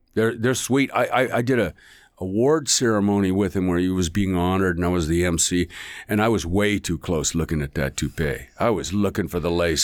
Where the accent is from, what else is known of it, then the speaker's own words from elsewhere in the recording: Seattle, Washington, United States; moved away as an adult; also born or lived in Australia; my hometown of Seattle